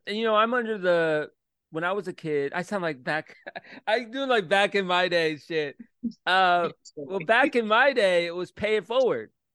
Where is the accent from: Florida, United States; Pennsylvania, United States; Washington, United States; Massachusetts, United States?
Florida, United States; Orlando; now in Richmond, United States; when I moved to Richmond. I'm from Orlando, like small town.